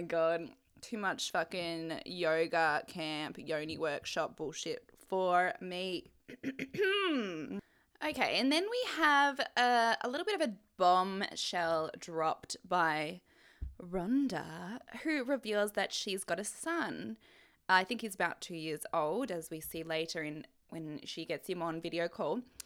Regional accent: Australia; my mum is Canadian and obviously I'm Australian

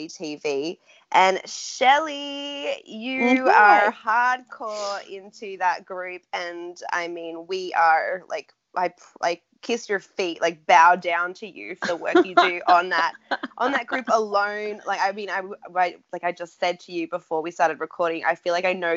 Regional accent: Australia; accent: Australian; I'm Australian

